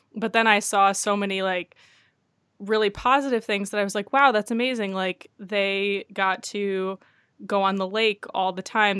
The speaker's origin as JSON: {"language": "English", "town": "Detroit", "region": "Michigan", "country": "United States", "tie": "born or raised there", "said": "I grew up in a suburb of Detroit, so it wa, I grew up in the Metro Detroit area"}